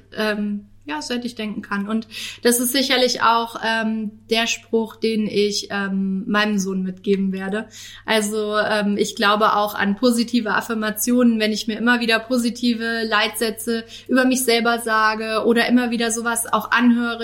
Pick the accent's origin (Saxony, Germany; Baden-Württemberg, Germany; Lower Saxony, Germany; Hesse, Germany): Hesse, Germany; Northern; now in Karlsruhe, Germany; meine Familie ist in meiner Heimat, also in Nordhessen